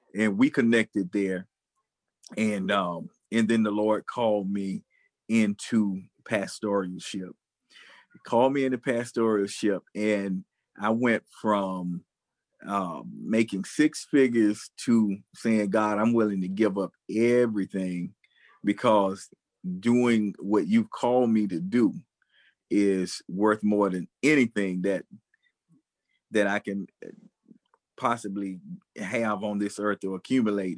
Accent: United States; I'm an American filmmaker

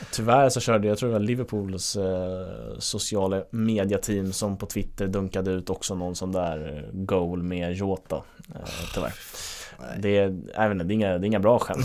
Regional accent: Sweden

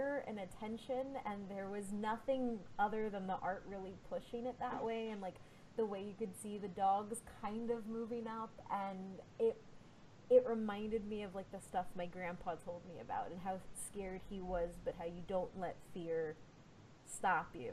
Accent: Texas, United States; I'm a Texan

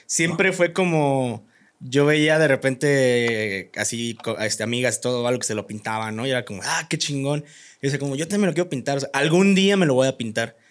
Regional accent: Comonfort, Guanajuato, Mexico; Yo soy de Comonfort, Guanajuato

